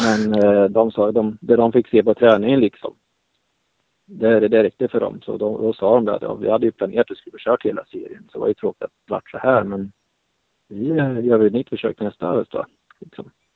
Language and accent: Swedish; Sweden